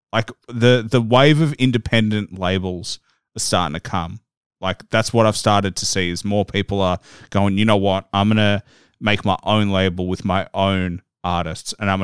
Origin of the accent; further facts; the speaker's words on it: Australia; growing up in Australia, we're almost like a small version of the US.